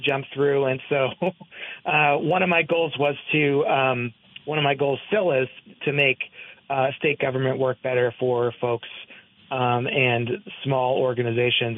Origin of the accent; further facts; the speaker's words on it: Hopewell, New Jersey, United States; now in Barre, United States; I come from Hopewell, which is in Mercer yep. County, New Jersey